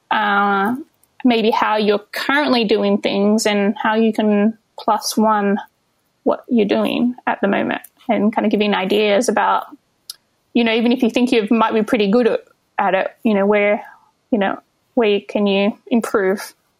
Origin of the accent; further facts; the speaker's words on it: Albany, Western Australia, Australia; moved away as an adult; also born or lived in Melbourne, Australia; now in New York City, United States; I was in Melbourne before uh, before I jumped over here, but I'm originally from Albany in Western Australia